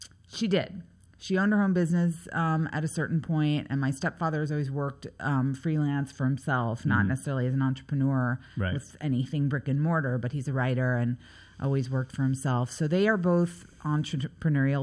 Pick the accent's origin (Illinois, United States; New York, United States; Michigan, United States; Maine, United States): New York, United States; New York City; also born or lived in Windsor Terrace, Brooklyn; I grew up in New York City, in Manhattan, on the Upper West Side, on 83rd and West End